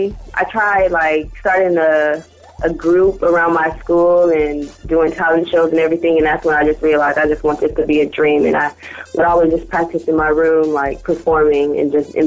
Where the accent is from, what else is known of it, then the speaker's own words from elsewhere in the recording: Arizona, United States; also born or lived in Central California; now in Fresno, United States; I grew up in Arizona, amongst another region of Central Cali.